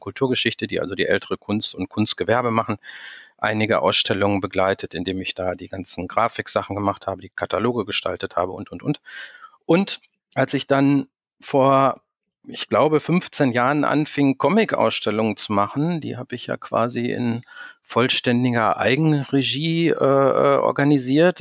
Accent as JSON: {"language": "German", "town": "Dortmund", "region": "North Rhine-Westphalia", "country": "Germany", "tie": "born or raised there", "also_born_or_lived": "Berlin", "said": "dass ich gebürtiger Dortmunder bin, dass ich, äh, dreißig Jahre lang in Dortmund gelebt habe"}